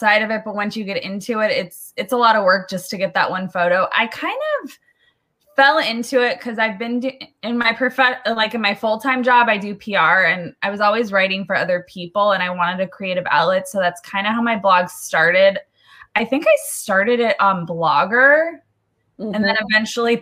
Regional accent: Southern California, United States; I'm born and raised in Southern California

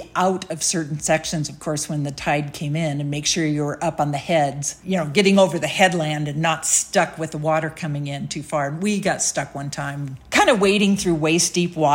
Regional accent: Pacific Northwest, United States; the Olympic Coast or Puget Sound coastal stuff and that I grew up

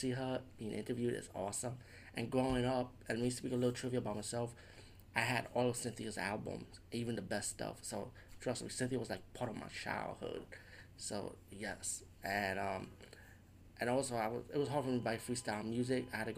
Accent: New York City, New York, United States; Based growing up in the Bronx, I always grew up listening to Latin freestyle.

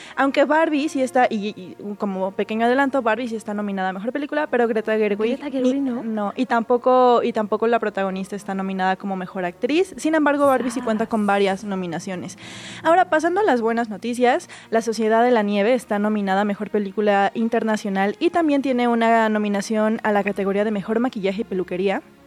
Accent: Mexico; como latinos y como mexicanos

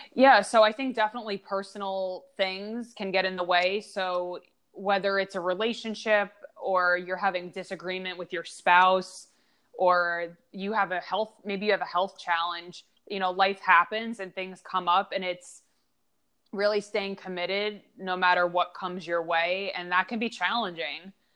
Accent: Long Island, New York, United States; moved away; also born or lived in Pittsburgh; I grew up in Long Island

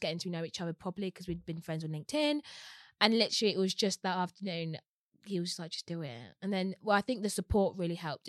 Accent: London, United Kingdom; was born and raised in Walthamstow

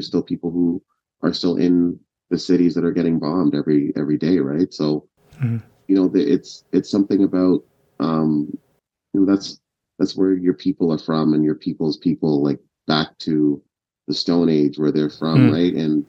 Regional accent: Kenya; born there; Yeah, so my family's Ugandan, but I was born in Kenya at the time

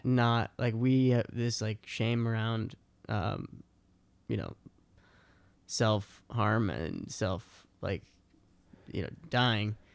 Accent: outside Boston, Massachusetts, United States; born or raised there; moved away

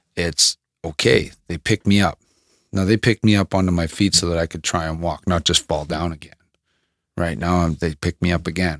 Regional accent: Thunder Bay, Ontario, Canada; moved away as an adult; now in Medicine Hat, Canada; from Thunder Bay, my hometown, that we came from.

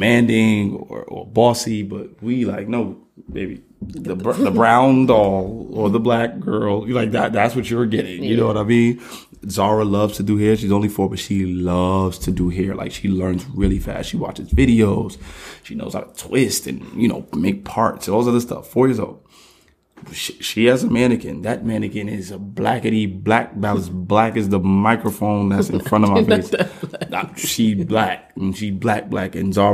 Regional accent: United States; I was born here

